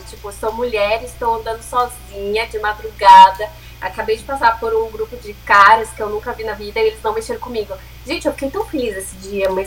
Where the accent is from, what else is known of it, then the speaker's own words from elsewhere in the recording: Brazil; moved away; also born or lived in São Paulo / Ireland; a gente é brasileira